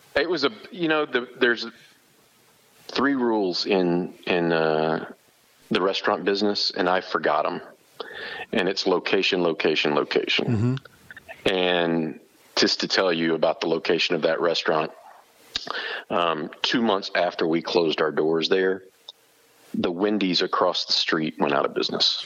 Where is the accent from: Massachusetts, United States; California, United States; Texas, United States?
Texas, United States; Houston; growing up in Houston, um, which is where I grew up